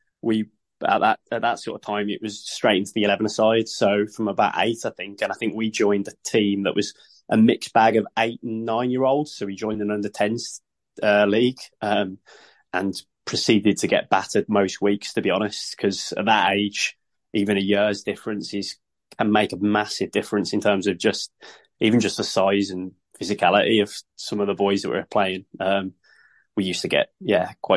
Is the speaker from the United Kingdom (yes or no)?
yes; Sutton Coldfield, West Midlands, United Kingdom; moved away as an adult; also born or lived in United States; I'm from Sutton Coalfield in England.